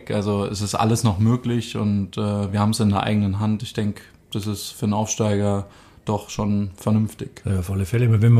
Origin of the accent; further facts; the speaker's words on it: Düsseldorf, North Rhine-Westphalia, Germany; born there; also born or lived in Freiburg; now in Bavaria, Germany; bin 27 Jahre alt, gebürtig aus Düsseldorf. Ähm, bin jetzt einige Jahre schon in Bayern, war ja zwar in Freiburg ein paar Jahre jetzt auch unterwegs, aber im Sommer habe ich meine Homebase in Bayern gefunden.